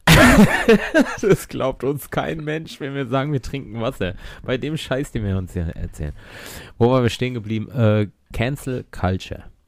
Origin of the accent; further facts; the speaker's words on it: Germany; Ich bin Deutscher, Weißer